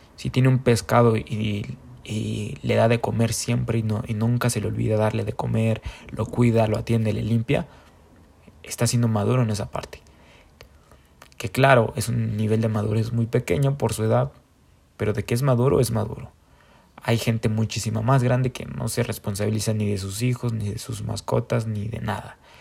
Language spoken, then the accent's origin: Spanish; Mexico; como somos mexicanos